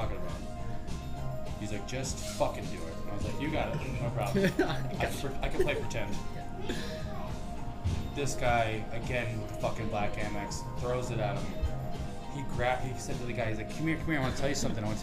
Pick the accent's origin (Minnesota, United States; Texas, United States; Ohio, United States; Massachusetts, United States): Massachusetts, United States; North Central; now in New York, United States; I'm from North Central Mass, which is like, I'm from like a farm town in the middle of nowhere.